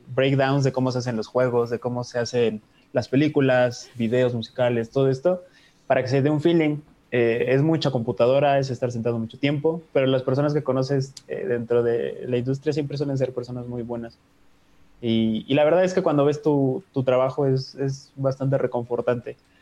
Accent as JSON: {"language": "Spanish", "country": "Mexico", "said": "somos mexicanos"}